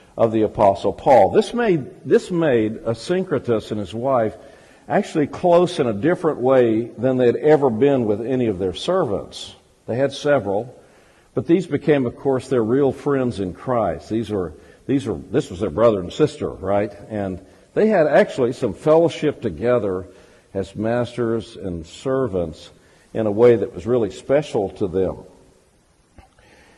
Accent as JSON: {"language": "English", "town": "Fordyce", "region": "Arkansas", "country": "United States", "tie": "born or raised there", "said": "I'm actually not only an Arkansan, but I'm a southern Arkansan. I was born in Fordyce"}